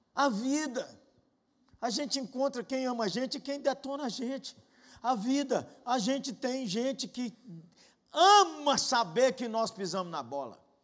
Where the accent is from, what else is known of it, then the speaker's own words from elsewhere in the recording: Janaúba, Minas Gerais, Brazil; Lá na minha cidade, Janaúba